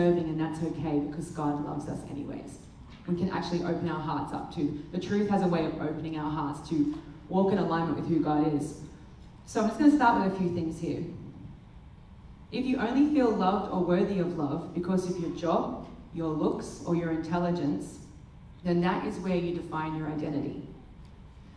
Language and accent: English; Australia; we're Australia